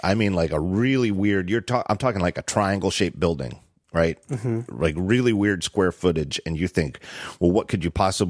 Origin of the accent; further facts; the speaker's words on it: Reading, Pennsylvania, United States; We had a weird restaurant growing up in Reading, Pennsylvania.